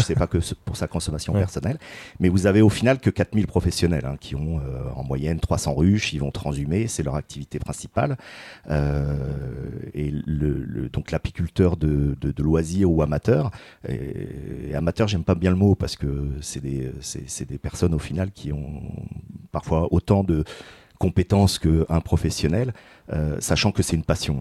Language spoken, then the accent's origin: French; Paris region, Île-de-France, France; moved away as an adult; now in Chemillé, France; Je viens de région parisienne